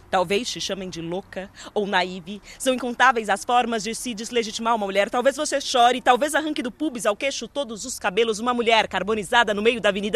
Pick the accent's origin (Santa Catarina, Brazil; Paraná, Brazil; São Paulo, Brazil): São Paulo, Brazil; da cidade de São Paulo, que é de onde eu venho